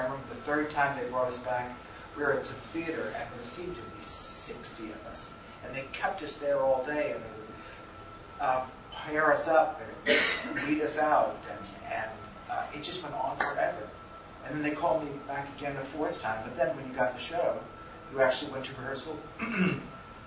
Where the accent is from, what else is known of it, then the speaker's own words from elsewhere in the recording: Scranton, Pennsylvania, United States; I grew up in Scranton, Pennsylvania